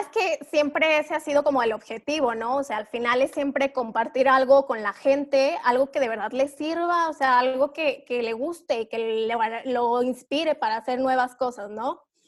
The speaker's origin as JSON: {"language": "Spanish", "region": "Durango", "country": "Mexico", "moved": "yes", "lives_now": "Mexico City, Mexico", "said": "yo soy de Durango, pero llevo ya mucho tiempo viviendo en la Ciudad de México"}